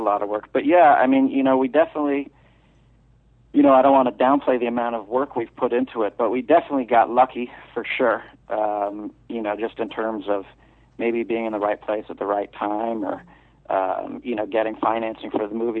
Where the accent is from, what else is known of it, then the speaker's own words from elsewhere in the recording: New York, United States; moved away; I'm from New York.